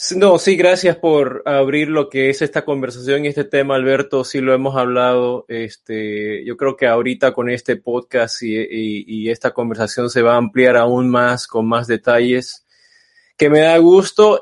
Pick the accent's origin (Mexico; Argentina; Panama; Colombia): Panama; now in Los Angeles, United States; aunque soy de descendencia china, este, pero crecí en Panamá